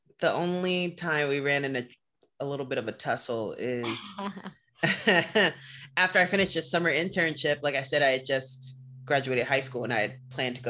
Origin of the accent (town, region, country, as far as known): Los Angeles, California, United States; born or raised there; moved away as an adult; now in Bay Area, United States